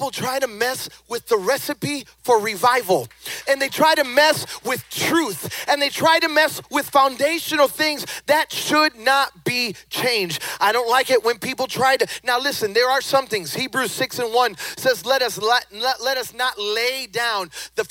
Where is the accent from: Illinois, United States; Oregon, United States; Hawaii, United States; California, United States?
Illinois, United States; Chicago; moved away; also born or lived in the South; I was born and raised in Chicago. Then I moved, White Sox. And then I moved to the South